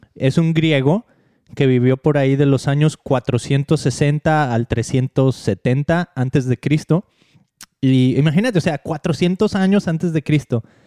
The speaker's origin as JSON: {"language": "Spanish", "country": "Mexico", "tie": "born or raised there", "moved": "yes", "said": "cuando crecí en México"}